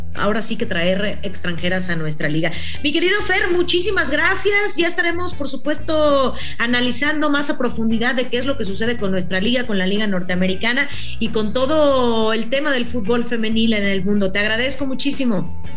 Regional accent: Mexico; nosotros como mexicanos, mexicanas

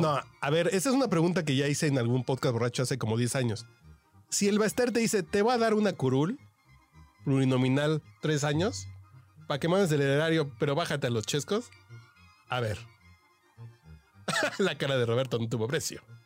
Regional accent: Mexico City, Mexico; Yo soy un troglodita de Tacubaya

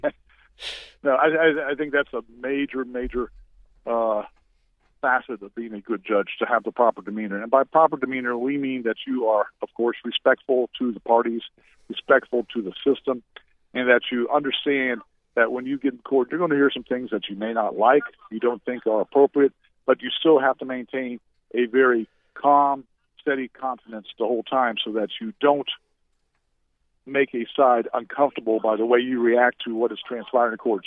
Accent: Orlando, Florida, United States; also born or lived in Seminole County, Florida; I grew up in the Central Florida area in Orlando, but I've been in the Seminole County area

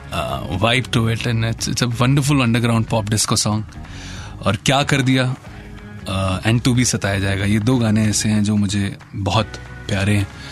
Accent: Uttar Pradesh, India; उत्तर प्रदेश की एक हसीन धरती पे पैदा हुआ

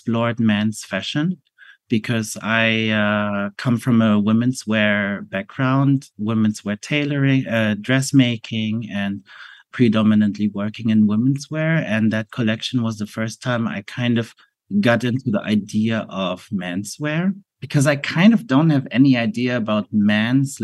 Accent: Germany; as a Asian person growing up in Germany

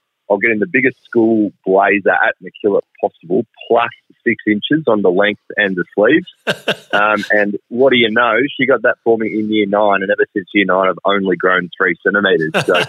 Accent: Wyndham Vale, Victoria, Australia; also born or lived in Port Macquarie; I've grew up out here most of my life in Wyndham.

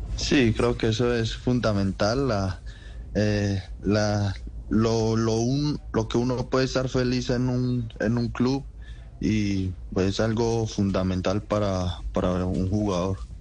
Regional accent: Guarne, Antioquia, Colombia; also born or lived in Rionegro; nací en Río Negro, pero viví toda mi vida en, en Guarne.

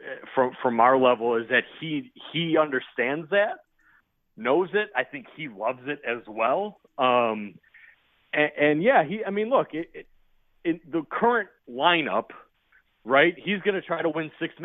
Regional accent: Chicago, Illinois, United States; I grew up in Chicago

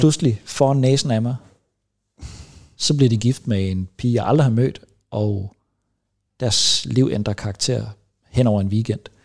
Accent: Vejlby, Denmark; jeg er fra Vejlby

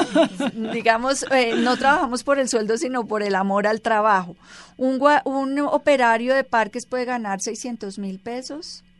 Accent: Colombia; como colombianos

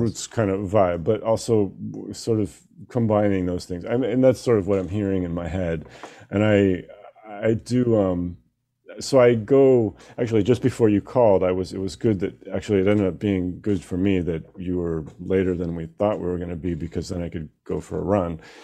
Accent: Seattle, Washington, United States; we're both from Seattle

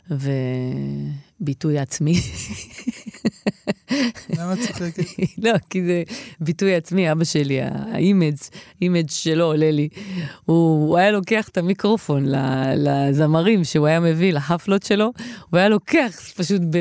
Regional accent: Kiryat Shmona, Northern District, Israel; שמונה, הבלוק שגדלתי בו.

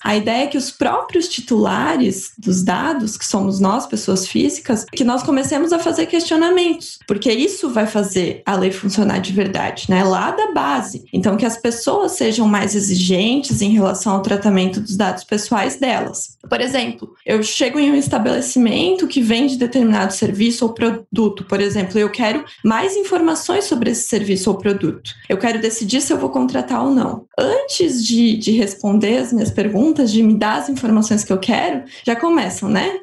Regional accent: Blumenau, Santa Catarina, Brazil; eu sou natural de Blumenau, Santa Catarina

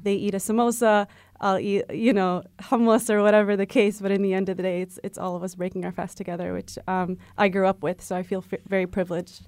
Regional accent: United States; also born or lived in France / Morocco; I was born in France and then came over here, um, when I was, like, six months old. So, um, consider myself very much, um, part of the American fabric

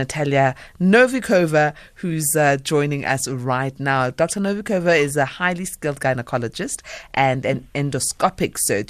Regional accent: South Africa; first language Zulu; English is a second language; I am Zulu, unfortunately. English is not my mother tongue

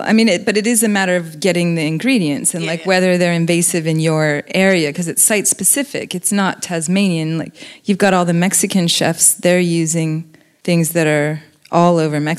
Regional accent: New Zealand; It's an invasive seed. I grew up with this in New Zealand.

